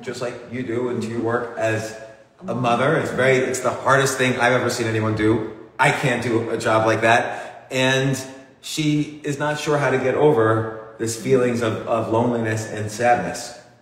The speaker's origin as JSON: {"language": "English", "country": "United States", "tie": "born or raised there", "also_born_or_lived": "New York City, New York", "said": "I grew up 30 minutes away from New York City in a suburb"}